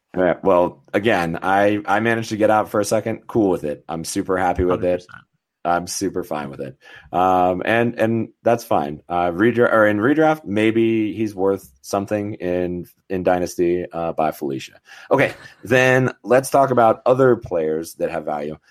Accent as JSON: {"language": "English", "town": "Denver", "region": "Colorado", "country": "United States", "tie": "born or raised there", "said": "my hometown, Denver, Colorado"}